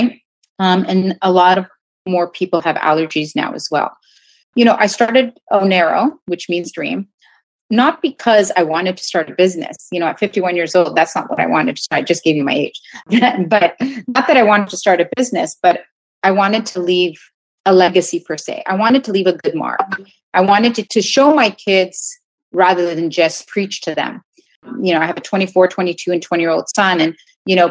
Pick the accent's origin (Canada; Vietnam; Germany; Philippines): Canada; moved away as an adult; now in New York, United States; back home in Canada, because I'm Canadian originally